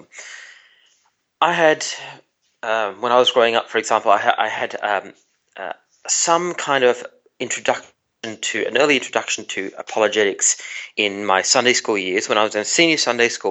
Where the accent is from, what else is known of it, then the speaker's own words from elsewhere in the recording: Tasmania, Australia; I was growing up in Tasmania, in part of Australia